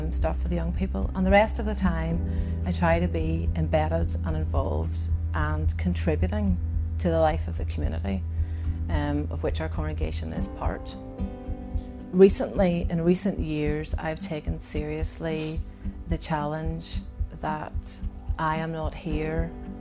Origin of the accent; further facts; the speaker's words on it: Ballymena and Derry, Northern Ireland, United Kingdom; also born or lived in Aberdeen; now in Belfast, United Kingdom; I grew up in Ballymena and in Derry